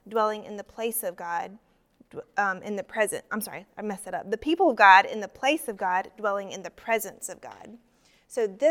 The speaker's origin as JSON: {"language": "English", "region": "South Carolina", "country": "United States", "said": "I am from South Carolina"}